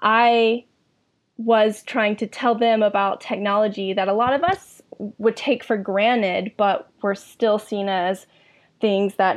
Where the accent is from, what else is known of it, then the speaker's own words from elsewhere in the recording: Middle Georgia, United States; moved away as an adult; also born or lived in Boston; I was also from Middle Georgia